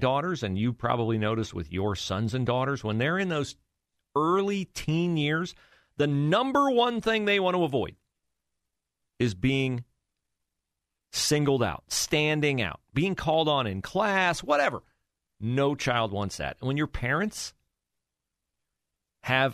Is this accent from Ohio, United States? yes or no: yes; Western Ohio, United States; also born or lived in Florida; I grew up in Western Ohio and never went to Columbus until I was in my teens